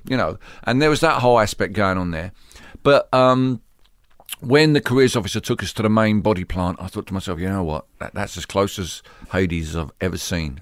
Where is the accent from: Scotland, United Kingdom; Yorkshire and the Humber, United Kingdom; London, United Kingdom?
London, United Kingdom; I grew up in, uh, East London